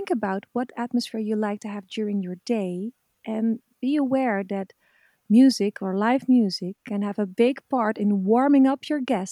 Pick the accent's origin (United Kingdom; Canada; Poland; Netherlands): Netherlands; Zeeland; We come from Zeeland, so there's a lot of beaches here around.